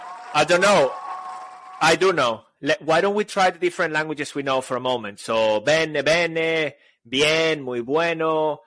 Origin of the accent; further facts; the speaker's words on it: Barcelona, Catalonia, Spain; English is a second language; I'm from Barcelona. Anyway, people, we are speaking like this today, obviously, because we have accents and because today's episode is about speaking for non-native speakers.